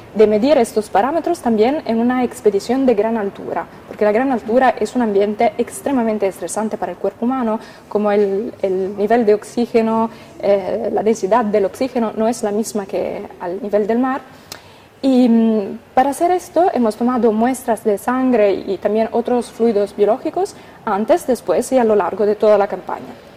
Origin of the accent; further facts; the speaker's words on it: Italy; vengo de Italia